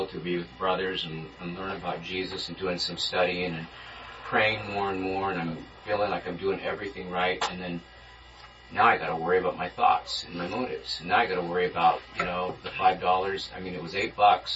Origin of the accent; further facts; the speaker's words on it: Inland Empire, California, United States; me growing up in the Inland Empire